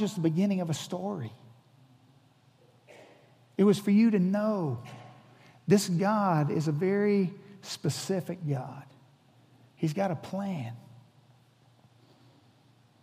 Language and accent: English; Hawaii, United States; I'm from Hawaii. I was born in Hawaii.